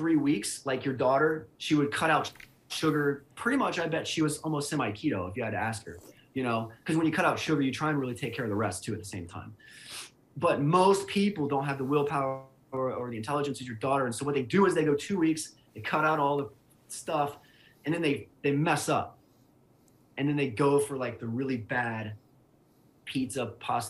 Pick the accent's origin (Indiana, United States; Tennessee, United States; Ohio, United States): Ohio, United States; Cincinnati; moved away; also born or lived in Atlanta, Georgia; I'm from Cincinnati, Ohio. I went to Ohio University. I lived in Atlanta for 5 years